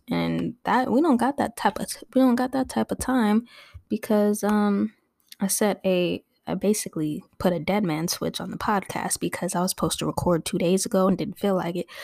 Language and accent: English; Torrance, California, United States; also born or lived in Oklahoma / Inglewood, California; I grew up in Torrance, California, which is a suburb south of Los Angeles